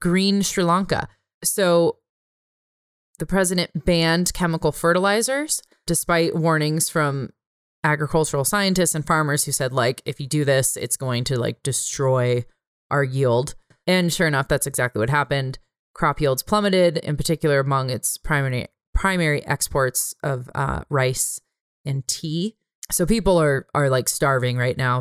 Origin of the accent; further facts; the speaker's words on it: California, United States; moved away; I'm a Californian